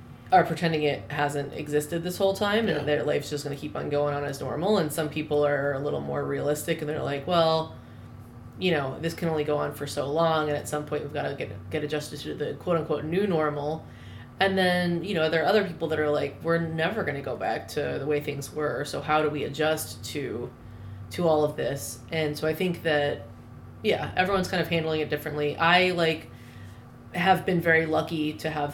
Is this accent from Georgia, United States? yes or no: no; North Carolina, United States; moved away as an adult; also born or lived in New Orleans / Philadelphia; I grew up pretty much in North Carolina